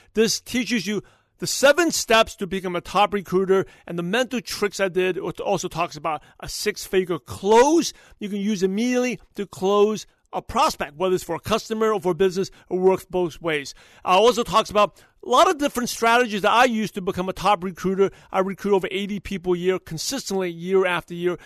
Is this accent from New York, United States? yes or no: yes; New York City, New York, United States; I'm from Brooklyn, New York